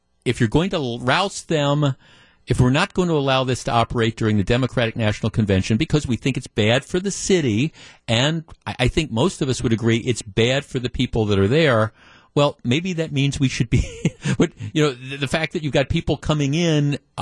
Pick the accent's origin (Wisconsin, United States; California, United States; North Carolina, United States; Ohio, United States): Wisconsin, United States; Milwaukee; In Milwaukee County, there's like six or seven, I think, public golf courses. Dretska, Brown Deer, Lincoln Park. I grew up playing golf on Lincoln Park